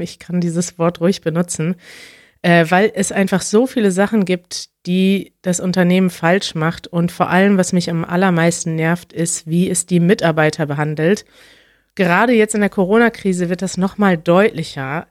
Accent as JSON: {"language": "German", "country": "Germany", "tie": "born or raised there", "said": "In meiner Kindheit gab es in Deutschland"}